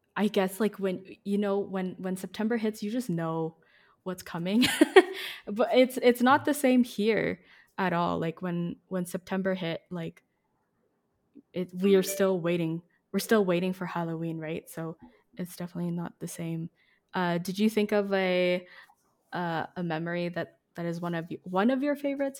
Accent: Philippines; moved away; when I was growing up in the Philippines

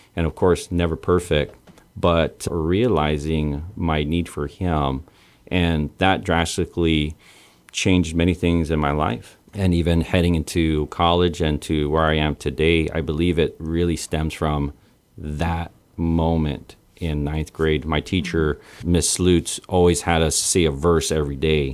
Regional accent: Santa Rita, Guam; born on Guam, and I am Chamorro Filipino.

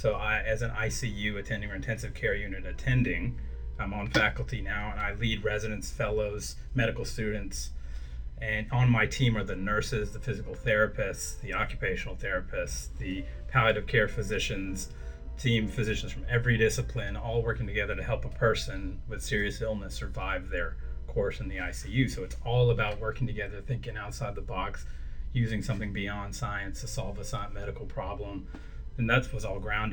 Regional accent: Anniston, Alabama, United States; I'm from Anniston

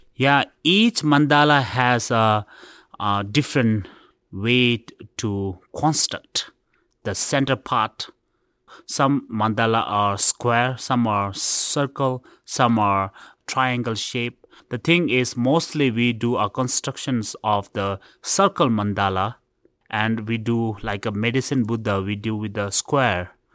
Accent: India; I was born in India

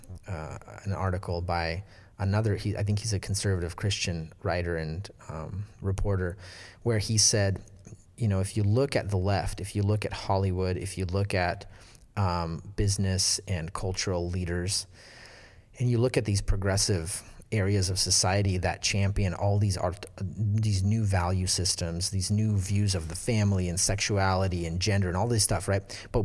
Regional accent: Russia; It's because we came from Soviet Russia, which did not value these things.

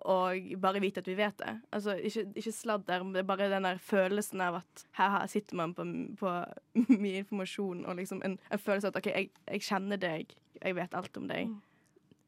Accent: Modalen, Vestland, Norway; moved away; Jeg kommer fra Modalen. Det er Norges nest minste kommune

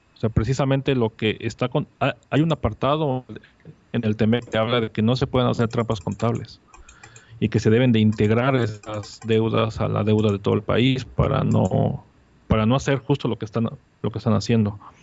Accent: Mexico City, Mexico; now in Mérida, Mexico; yo soy un chilango que vivo en la ciudad de Mérida

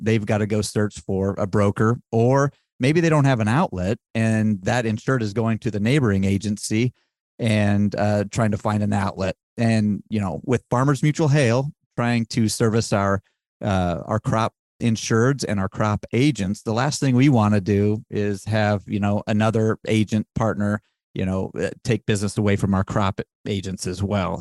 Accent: Wyoming, United States; I am from Wyoming

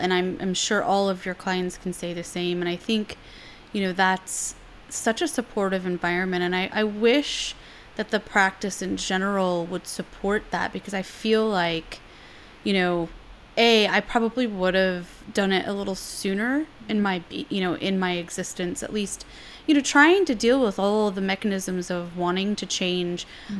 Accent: San Francisco, California, United States; now in New York City, United States; when I moved to New York City, you know, I came from San Francisco, all yogi and like love and peace, not hate and war, whatever.

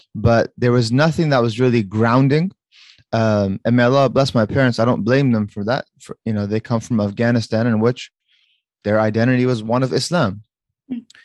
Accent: Fairfax, Virginia, United States; I was uh, born and raised in the Northern Virginia area, specifically an area called Fairfax

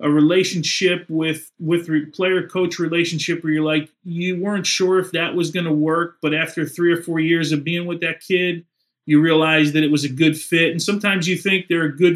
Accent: Kearny, New Jersey, United States; I grew up in Kearney, was predominantly Scottish and Irish heritage

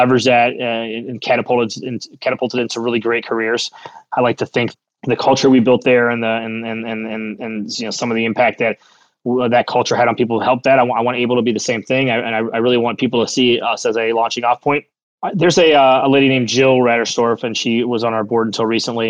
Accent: Cleveland, Ohio, United States; I'd say Cleveland

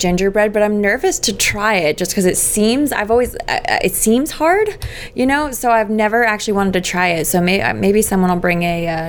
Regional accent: New Jersey, United States; At our house in New Jersey. I'm actually originally from New Jersey

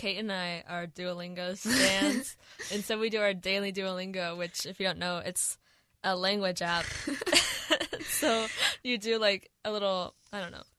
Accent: Northern California, United States; I am an 8th-generation Northern Californian. I do not associate with Southern California or USC.

